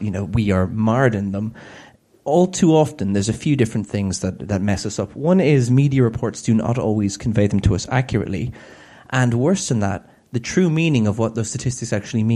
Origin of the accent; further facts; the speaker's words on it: Ireland; I'm Irish and we tend to speak at that kind of rate